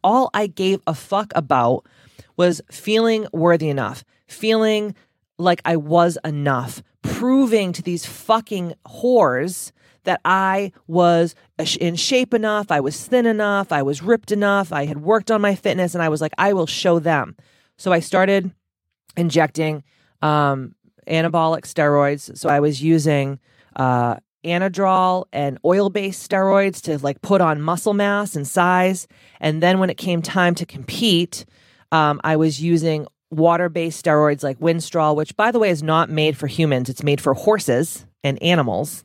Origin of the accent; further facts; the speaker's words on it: Taunton, Massachusetts, United States; I'm from Taunton, Massachusetts